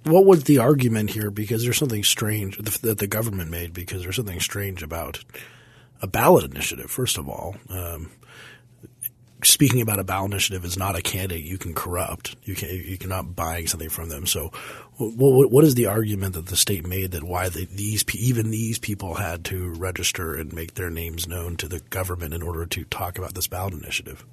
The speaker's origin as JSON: {"language": "English", "town": "Parker", "region": "Colorado", "country": "United States", "tie": "born or raised there", "said": "my hometown of Parker, Colorado"}